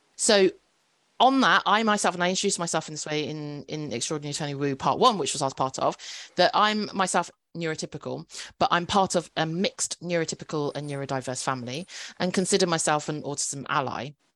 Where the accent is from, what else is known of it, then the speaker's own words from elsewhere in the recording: United Kingdom; I'm a British born Chinese K drama fan